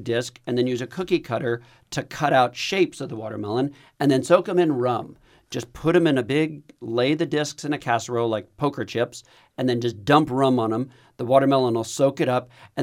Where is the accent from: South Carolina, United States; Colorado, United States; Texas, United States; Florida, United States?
Texas, United States; I'm Texan